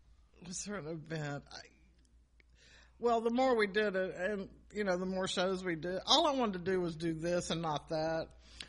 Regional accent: Atlanta, Georgia, United States; also born or lived in Anniston, Alabama; we moved here when I was 5, and I've lived here ever since.

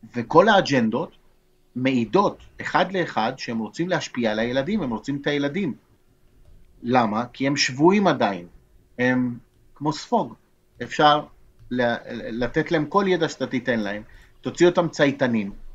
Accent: Argentina; now in Israel; אני יליד ארגנטינה, אני נולדתי בארגנטינה

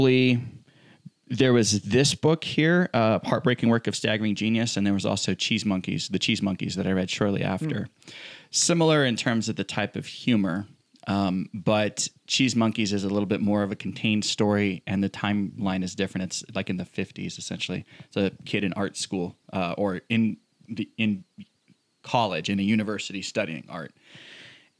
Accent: Hawaii, United States; we're from Hawaii

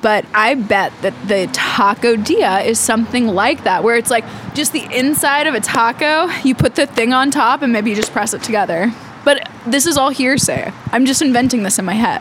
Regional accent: Topeka, Kansas, United States; I grew up in Topeka

